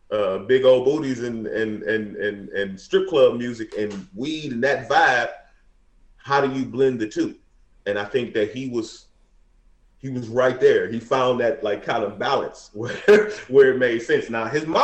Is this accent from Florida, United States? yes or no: no; Detroit, Michigan, United States; now in California, United States; we grew up in Detroit, in the hood